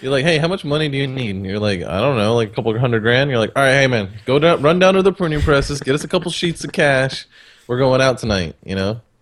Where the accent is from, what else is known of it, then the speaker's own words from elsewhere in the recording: Texas, United States; I'm a Texan